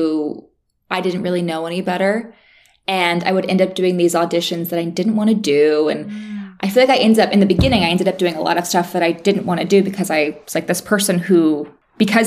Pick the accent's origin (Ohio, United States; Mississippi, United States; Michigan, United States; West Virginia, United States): West Virginia, United States; moved away as an adult; also born or lived in Miami / Los Angeles; now in Nashville, United States; I'm from West Virginia and I moved to Miami to work in marketing